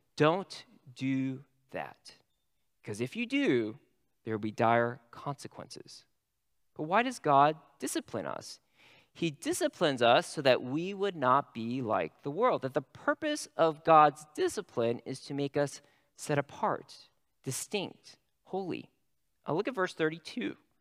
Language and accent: English; California, United States; I'm a Californian